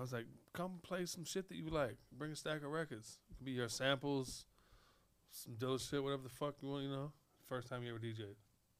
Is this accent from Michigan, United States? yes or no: yes; Detroit, Michigan, United States; moved away; also born or lived in Los Angeles; I'm from Detroit